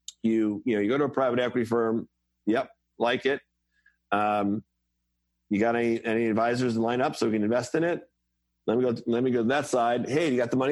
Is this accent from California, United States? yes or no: no; Cold Spring Harbor, Long Island, New York, United States; I grew up in Colesman Harbor on Long Island